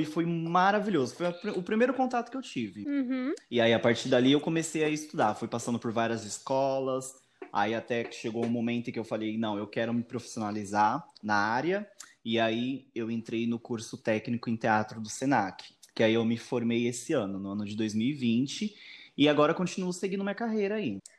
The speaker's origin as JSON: {"language": "Portuguese", "town": "Diadema", "region": "São Paulo", "country": "Brazil", "tie": "born or raised there", "moved": "as an adult", "lives_now": "Mongaguá, Brazil", "said": "eu moro em Mongaguá, porém eu nasci em Diadema, São Paulo. Eu moro aqui no litoral há mais ou menos uns 4, 5 anos."}